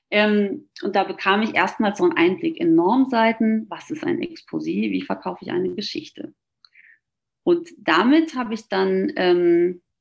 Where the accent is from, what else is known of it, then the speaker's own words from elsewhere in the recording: North Rhine-Westphalia, Germany; ich komme aus dem Ruhrgebiet, da ist man ja auch eher humorvoll aufgeschlossen und sehr selbstironisch vor allem.